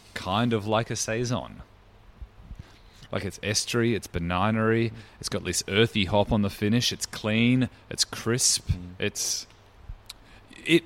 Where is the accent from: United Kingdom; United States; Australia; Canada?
Australia; South Australia; now in Melbourne, Australia; I'm South Australian originally, so Cooper's Pale Ale. I grew up drinking ales